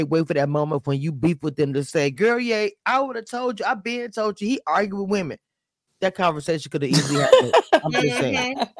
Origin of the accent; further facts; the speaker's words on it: the South, United States; I know I'm from the South.